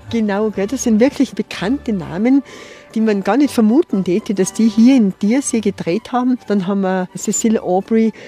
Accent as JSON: {"language": "German", "region": "Tyrol", "country": "Austria", "said": "bei uns in Tirol"}